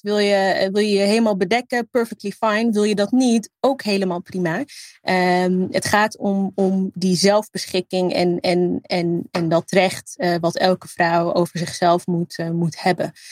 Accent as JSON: {"language": "Dutch", "country": "Netherlands", "tie": "born or raised there", "said": "mijn roots liggen in Libië. Eh, en hier opgroeien"}